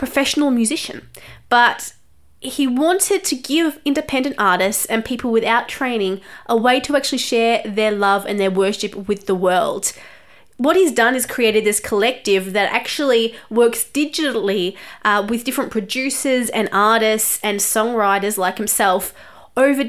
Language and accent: English; Australia; I am an Australian journalist